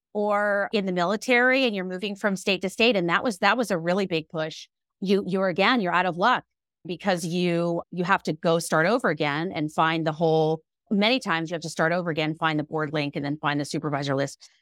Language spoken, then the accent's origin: English; Alexandria, Virginia, United States; my group practice in my hometown of Alexandria, Virginia